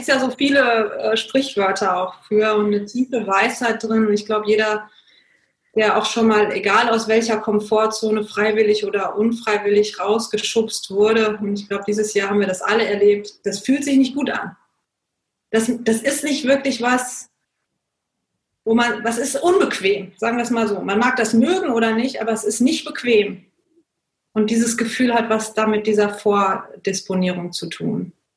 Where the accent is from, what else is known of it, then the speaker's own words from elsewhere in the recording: Germany; moved away; also born or lived in India; Ich bin in Deutschland geboren und aufgewachsen, dann irgendwann auch nach Indien gezogen